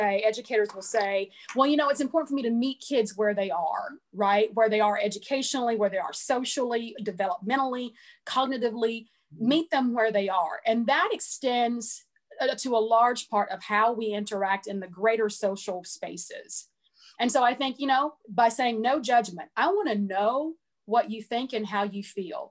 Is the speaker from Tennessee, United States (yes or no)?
yes; Portland, Tennessee, United States; moved away as an adult; now in Kentucky, United States; I'm originally from a small rural town called Portland, Tennessee, which is about 30 minutes north of Nashville.